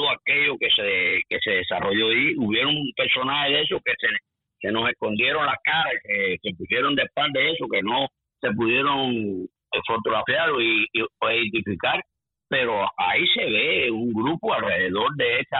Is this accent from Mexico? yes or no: no; Cuba; now in Tampa, United States; nosotros, como cubanos aquí